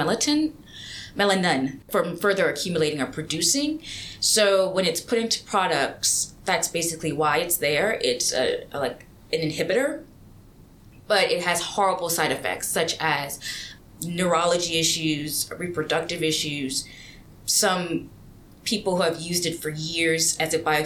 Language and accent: English; Louisiana, United States; I grew up in Louisiana, very small town, very rural